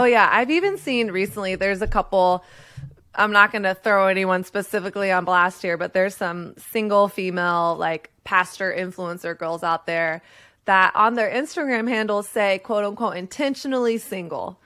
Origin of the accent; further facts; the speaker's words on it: Texas, United States; I grew up in Texas